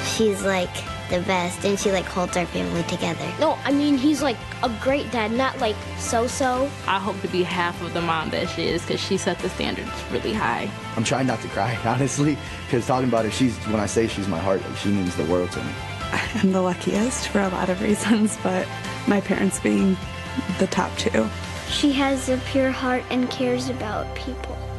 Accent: Texas, United States; I am from Texas

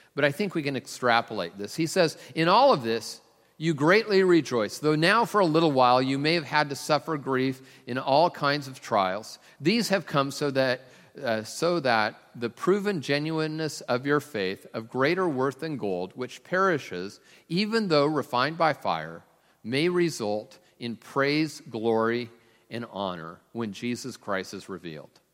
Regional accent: Tacoma, Washington, United States; I'm from Tacoma

